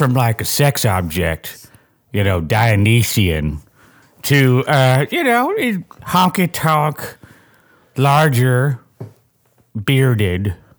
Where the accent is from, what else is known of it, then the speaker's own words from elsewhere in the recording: California, United States; I am from Southern California.